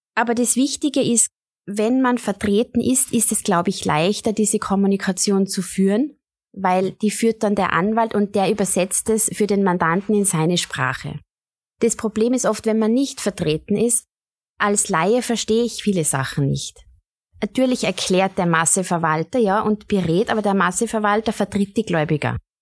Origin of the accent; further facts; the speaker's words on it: Tyrol, Austria; meine Heimat und an meine Wurzeln